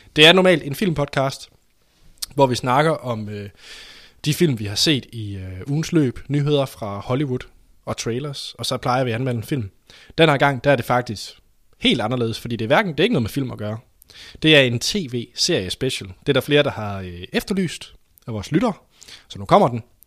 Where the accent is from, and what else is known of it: Denmark